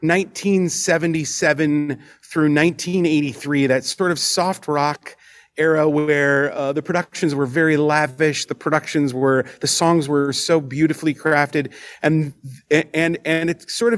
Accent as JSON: {"language": "English", "town": "Milwaukee", "region": "Wisconsin", "country": "United States", "moved": "as an adult", "lives_now": "Las Vegas, United States", "said": "We're originally from Milwaukee, and quite honestly, we are on one of the Great Lakes"}